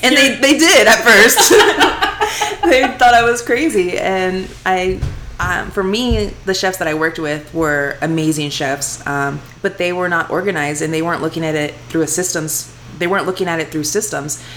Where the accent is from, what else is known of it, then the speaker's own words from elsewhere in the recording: Houston, Texas, United States; accent: twang; moved away as an adult; now in Las Vegas, United States; I'm from Houston, Texas grew up in the same house all my life